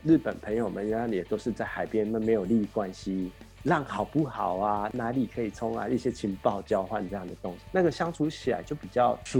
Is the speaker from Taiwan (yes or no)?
yes; Taiwan; moved away as an adult; now in Japan; 我他妈的就是一个台湾人，